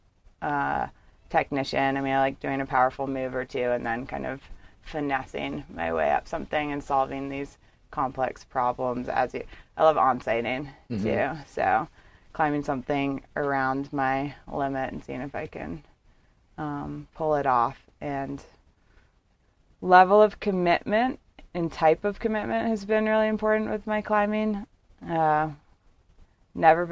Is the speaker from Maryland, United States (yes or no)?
yes; Bethesda, Maryland, United States; also born or lived in Miami, Florida; Big suburb of D.C., so Bethesda, Maryland. Born in Miami.